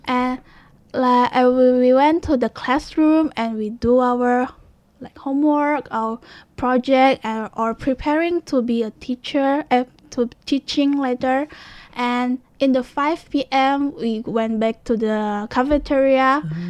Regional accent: Jakarta, Indonesia; English is a second language; moved away as an adult; now in Taiwan; I was from Jakarta, mm-hmm. but actually my mother was from Medan, which is Sumatra in Indonesia. So she can speak Hokkien or Fujianhua very ah, well. Ah. But for me, I didn't speak it very fluently because I was born in Jakarta

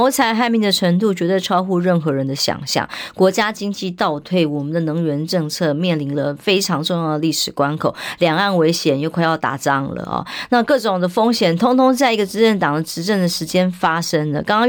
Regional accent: Taiwan; 然后害呀害呀害我们台湾人民的命

